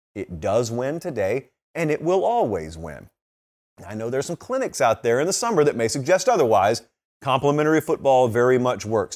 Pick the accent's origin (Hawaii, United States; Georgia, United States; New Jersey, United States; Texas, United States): Georgia, United States; moved away; get back to my home state